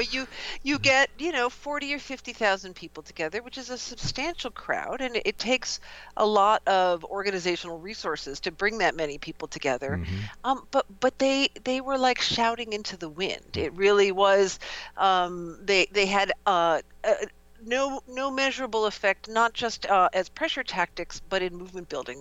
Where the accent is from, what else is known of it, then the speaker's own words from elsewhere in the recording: outside of Milwaukee, Wisconsin, United States; the Midwest, which is where I grew up. I grew up outside of Milwaukee